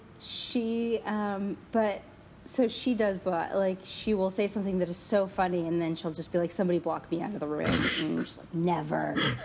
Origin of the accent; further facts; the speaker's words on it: Texas, United States; I grew up in Texas